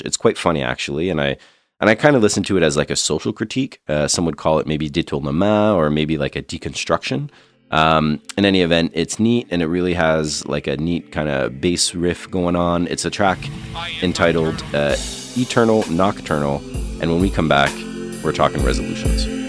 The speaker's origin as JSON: {"language": "English", "country": "Canada", "tie": "born or raised there", "said": "being Canadian, having grown up with some pretty extreme colds"}